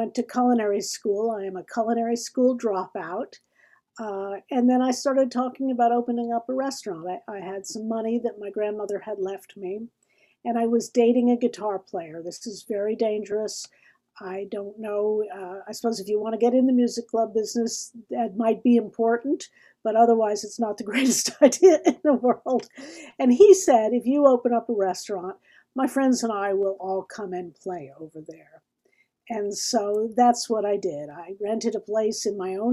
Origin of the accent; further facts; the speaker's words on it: Nashville, Tennessee, United States; also born or lived in Tulsa, Oklahoma / Ithaca, New York; when I was 8 years old, he got a job in Nashville